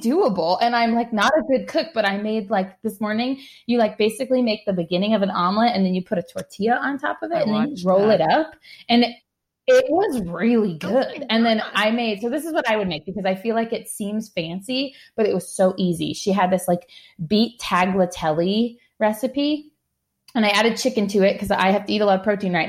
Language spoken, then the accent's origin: English; East Coast, United States; moved away; I grew up on the East Coast